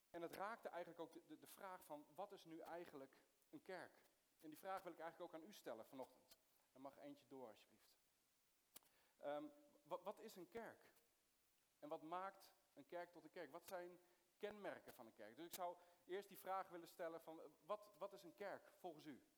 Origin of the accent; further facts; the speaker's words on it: Soest, Utrecht, Netherlands; also born or lived in Middle East; ik ben geboren in het Midden-Oosten, maar, eh, ik ben opgegroeid in, in Soest